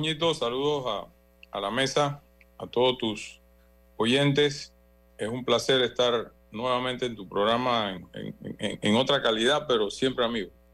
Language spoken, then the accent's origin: Spanish; Panama